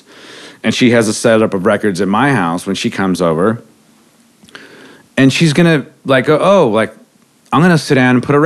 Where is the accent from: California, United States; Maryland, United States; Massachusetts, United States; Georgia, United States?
California, United States; Redondo Beach; moved away; also born or lived in Las Vegas; I grew up in Redondo Beach, which is kind of like for LA punk rock is kind of ground zero